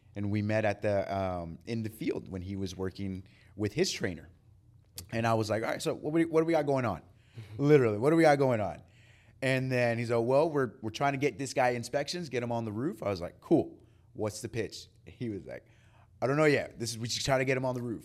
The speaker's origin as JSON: {"language": "English", "town": "San Diego", "region": "California", "country": "United States", "moved": "as an adult", "lives_now": "Georgia, United States", "said": "I'm originally from California in San Diego."}